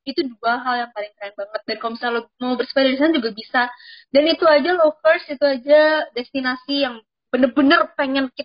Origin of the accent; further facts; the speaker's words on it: Lombok, West Nusa Tenggara, Indonesia; Gue kan gue kan orang Lombok ya, Ben.